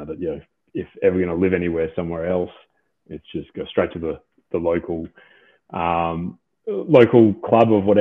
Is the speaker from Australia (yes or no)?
yes; Australia; I grew up here playing rugby